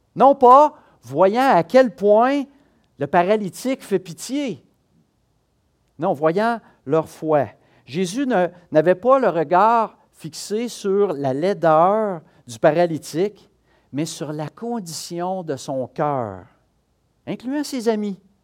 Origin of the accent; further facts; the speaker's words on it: Quebec, Canada; on est du Québec